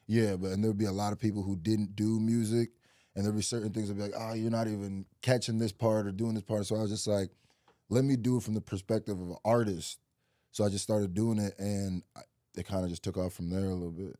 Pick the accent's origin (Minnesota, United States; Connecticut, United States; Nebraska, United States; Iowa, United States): Nebraska, United States; Lincoln; also born or lived in Nigeria; I really, like, grew up my first, like, four, five, four or five years in Nigeria, and then I moved to Nebraska